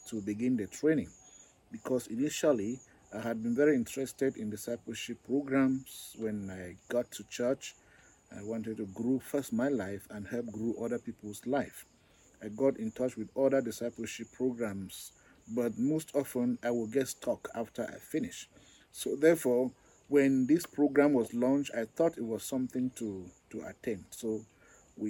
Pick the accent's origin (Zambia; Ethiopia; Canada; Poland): Zambia; I am from Zambia.